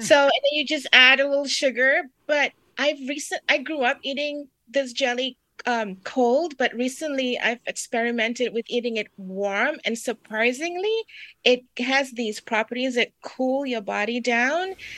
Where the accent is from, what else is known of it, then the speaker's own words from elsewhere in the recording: Singapore; moved away; I'm from Singapore